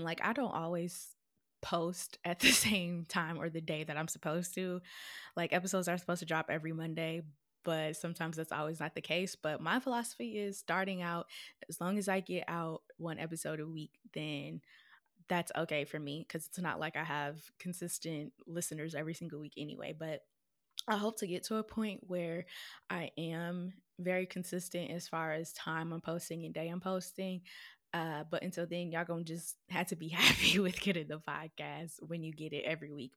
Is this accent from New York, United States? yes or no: no; Minnesota, United States; moved away as an adult; also born or lived in Florida / South Carolina / Missouri; now in Detroit, United States; I was born and raised in Minnesota.